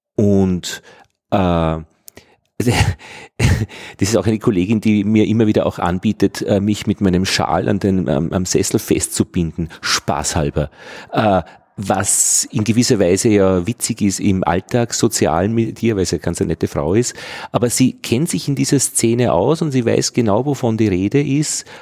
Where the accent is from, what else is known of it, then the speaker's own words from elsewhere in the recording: Austria; als Österreicher